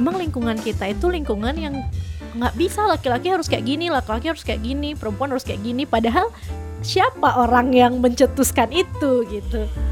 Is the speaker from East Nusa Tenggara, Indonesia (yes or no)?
yes; Kupang, East Nusa Tenggara, Indonesia; Aku dari Nusa Tenggara Timur